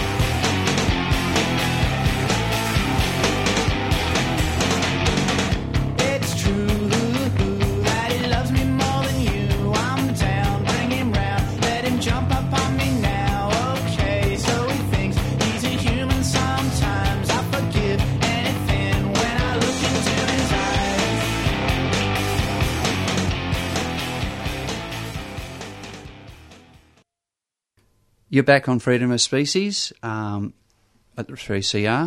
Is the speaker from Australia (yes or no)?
yes; New South Wales, Australia; We grew up in New South Wales.